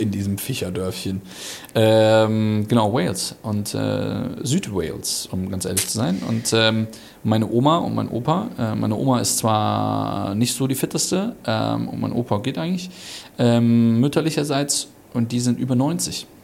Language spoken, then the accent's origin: German; Germany; moved away; Also ich bin schon Deutscher, aber Halb. ich, ich, bin halber Deutscher quasi